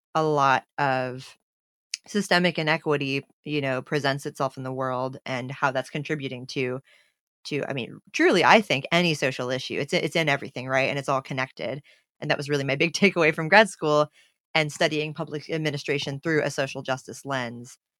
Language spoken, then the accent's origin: English; United States; my role as an American and as an aid worker in a country that's not my own